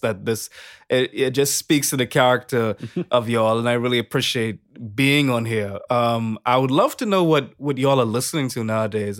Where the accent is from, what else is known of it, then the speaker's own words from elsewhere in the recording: Bahamas; I'm from the Bahamas